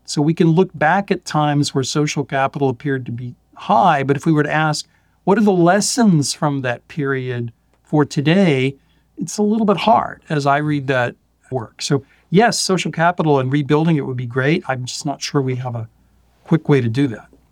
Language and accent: English; Florida, United States; I grew up in Florida